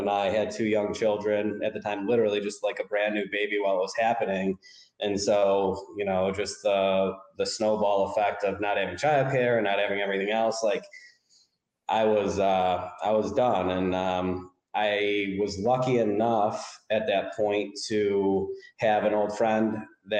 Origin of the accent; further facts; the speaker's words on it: Rochester, New York, United States; also born or lived in Florida; I'm from Rochester, New York